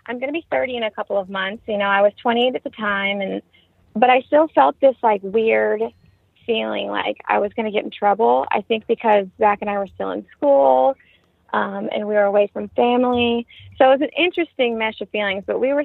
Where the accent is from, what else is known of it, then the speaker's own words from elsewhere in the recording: Ohio, United States; moved away as an adult; we're all heading back to Ohio, where we're from